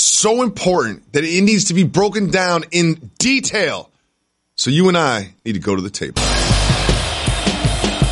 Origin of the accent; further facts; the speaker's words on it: Massachusetts, United States; I'm from Massachusetts.